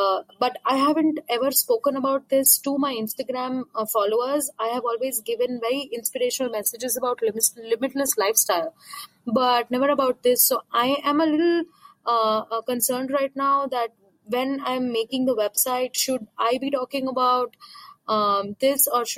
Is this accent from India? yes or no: yes; India; from India.